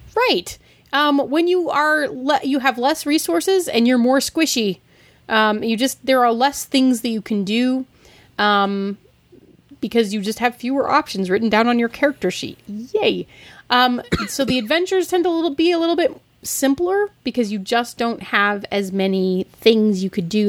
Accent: Denver, Colorado, United States; I'm from the Mile High City

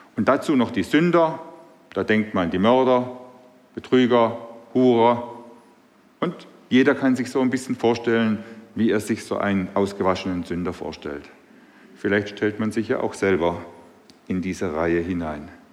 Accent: Swabia, Germany; accent: Swabian; now in Burbach, Germany; Meine Sprache verrät mich, ich bin Schwabe.

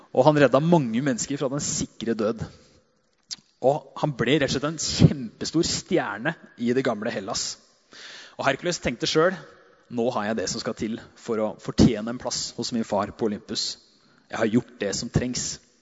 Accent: Hedmarken, Innlandet, Norway; Gærne sida, som vi kaller det der jeg er fra

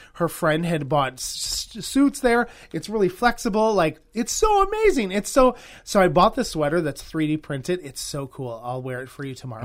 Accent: Wisconsin, United States; also born or lived in Los Angeles; I grew up here in Wisconsin, but L A is definitely home.

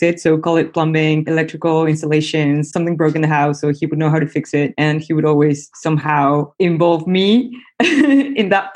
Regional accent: Mexico City, Mexico; moved away as an adult; now in Netherlands; I'm originally from Mexico City, but I ended up doing my studies here in the Netherlands.

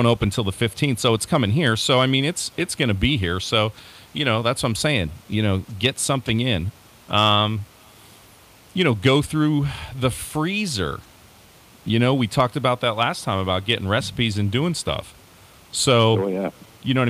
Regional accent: Pennsylvania, United States; we grew up in Pennsylvania

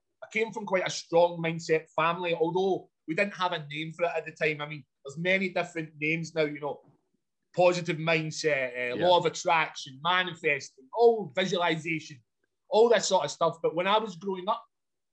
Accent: Glasgow, Scotland, United Kingdom; I grew up in a place called Glasgow, which is a large city in Scotland

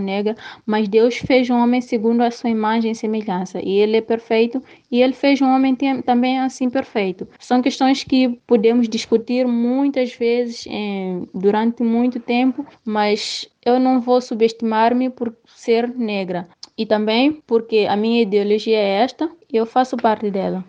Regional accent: Mozambique; Eu sou negra, sou africana, sou moçambicana

